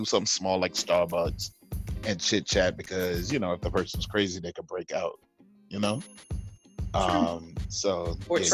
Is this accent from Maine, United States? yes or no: no; New York, United States; I'm a New Yorker